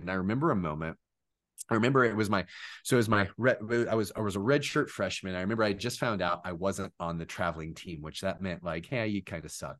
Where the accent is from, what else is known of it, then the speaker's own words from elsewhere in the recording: Orlando, Florida, United States; growing up in Orlando, in Disney's backyard, right across the street from Universal too, that's a really cool place to grow up